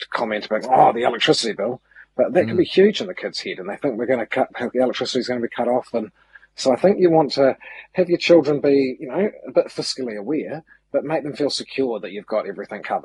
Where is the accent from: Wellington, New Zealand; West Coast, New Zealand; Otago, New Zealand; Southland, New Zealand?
Otago, New Zealand; Milton; now in Auckland, New Zealand; I shifted away from Milton, my hometown. My brothers and sisters still live there. It was five generations of my ancestors lived there